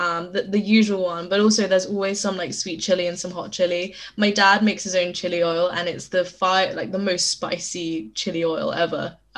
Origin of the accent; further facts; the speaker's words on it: United Kingdom; accent: British; my British accent